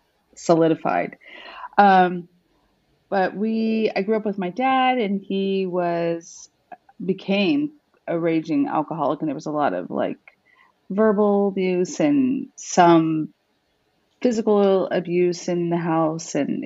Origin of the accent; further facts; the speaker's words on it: New Mexico, United States; also born or lived in Arizona; I was born in Arizona, and I grew up in New Mexico.